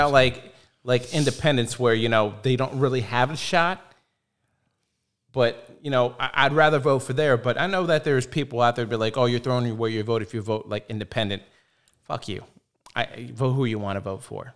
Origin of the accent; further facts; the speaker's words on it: United States; I'm American